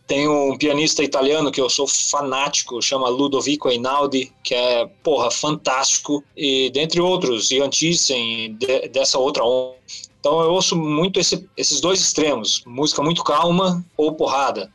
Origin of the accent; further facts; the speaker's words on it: interior of Rio Grande do Sul, Brazil; Sou de cidade pequena, do interior do Rio Grande do Sul